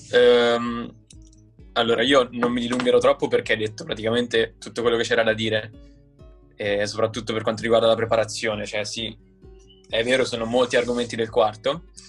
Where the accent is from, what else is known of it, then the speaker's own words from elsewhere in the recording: Perugia, Umbria, Italy; moved away as an adult; now in Turin, Italy; sono di Perugia e ho 21 anni e studio al Politecnico di Torino